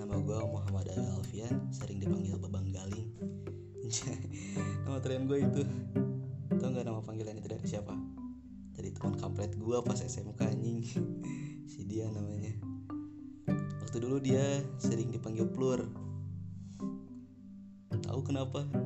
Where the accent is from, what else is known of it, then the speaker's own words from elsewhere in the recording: Bogor, West Java, Indonesia; gue asli Bogor men gue asli Bogor dan gue lahir juga di Bogor